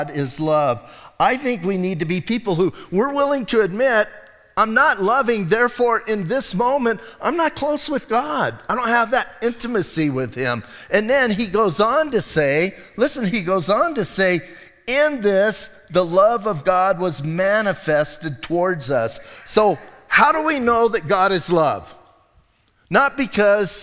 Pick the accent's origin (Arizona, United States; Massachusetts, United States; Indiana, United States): Arizona, United States; Bisbee; I'm from Bisbee.